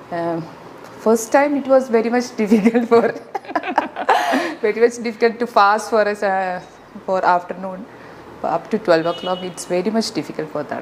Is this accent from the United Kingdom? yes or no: no; Kochi, Kerala, India; Uh, I'm from Ernakulam. I'm doing uh, at Tripunitra. I'm staying at Tripunitra.